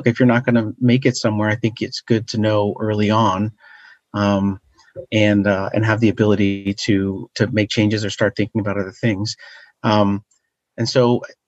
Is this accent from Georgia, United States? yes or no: no; Washington, District of Columbia, United States; I grew up in Washington, D.C., or a suburb right outside Washington, D.C.